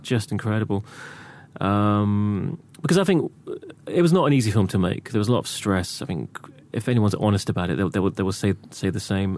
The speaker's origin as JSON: {"language": "English", "town": "Reading", "region": "South East England", "country": "United Kingdom", "tie": "born or raised there", "said": "I grew up in Reading"}